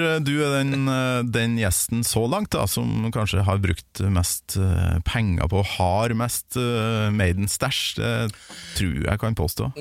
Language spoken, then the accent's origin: Norwegian; Kolvereid, Trøndelag, Norway; hjemme på Kolvereid